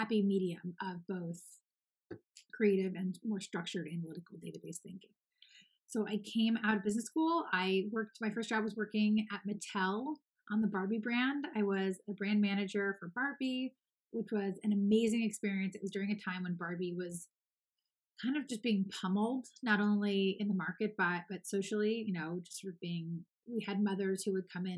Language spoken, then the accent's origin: English; Los Angeles, California, United States; I'm born and raised in Los Angeles